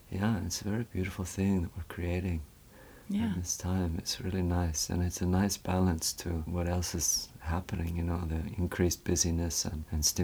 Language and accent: English; West Vancouver, British Columbia, Canada; yeah, that's where I grew up in West Vancouver. Yeah, a very beautiful place, and also it's it's nearby the mountains.